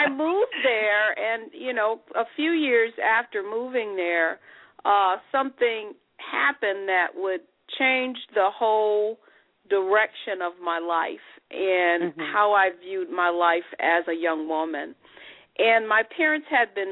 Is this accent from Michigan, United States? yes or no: yes; Detroit, Michigan, United States; I am from Detroit, Michigan